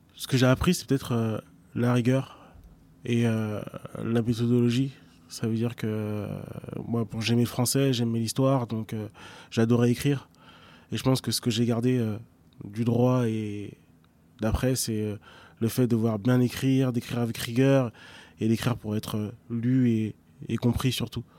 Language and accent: French; Évry, Île-de-France, France; also born or lived in Argenteuil / Savigny-le-Temple / London; j'ai grandi en effet entre Argenteuil, Évry et Savigny-le-Temple. j'ai passé plus clair de, de, mon enfance à Évry.